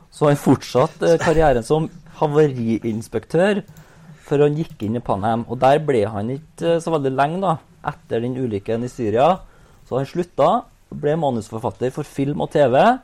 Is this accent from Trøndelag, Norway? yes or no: yes; Trøndelag, Norway; jeg som trønder